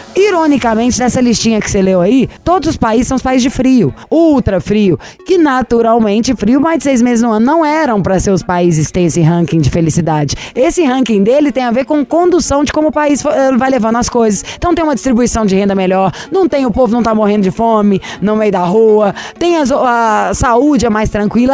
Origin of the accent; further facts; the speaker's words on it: Brazil; eu sou brasileira